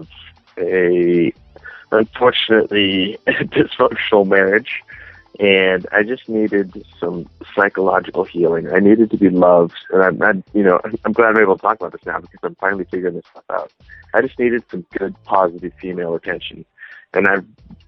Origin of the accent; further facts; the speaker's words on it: Garden Grove, California, United States; also born or lived in Fountain Valley, California; I grew up in an area called Garden Grove, and after that I moved to an area called Fountain Valley